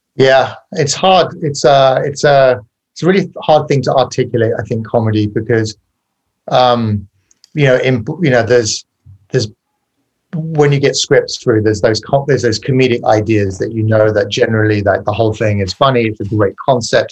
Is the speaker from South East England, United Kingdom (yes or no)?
yes; Farnborough, South East England, United Kingdom; also born or lived in West Sussex; I grew up in uh, England in a village called Farnborough Village uh, in Kent, which is a county south of London